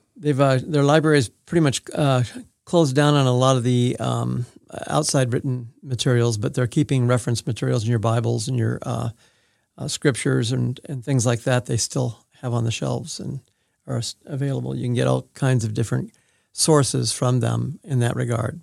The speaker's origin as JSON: {"language": "English", "town": "Manhattan Beach", "region": "California", "country": "United States", "tie": "born or raised there", "also_born_or_lived": "Oregon", "moved": "as an adult", "lives_now": "Independence, United States", "said": "before I started school, I was at Manhattan Beach, California, and that's where I started kindergarten"}